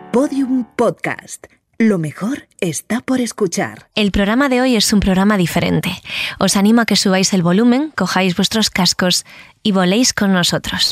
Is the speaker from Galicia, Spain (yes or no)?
yes; Vigo, Galicia, Spain; soy de Vigo